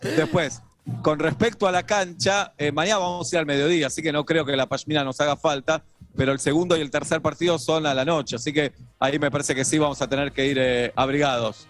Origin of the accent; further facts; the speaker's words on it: Argentina; somos argentinos